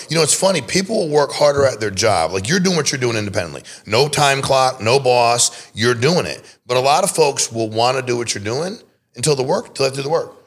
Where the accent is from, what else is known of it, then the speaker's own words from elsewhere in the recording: Connecticut, United States; I was born and raised in Connecticut